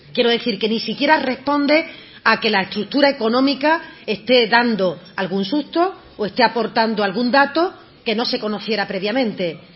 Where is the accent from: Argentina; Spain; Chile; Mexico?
Spain; Andalusia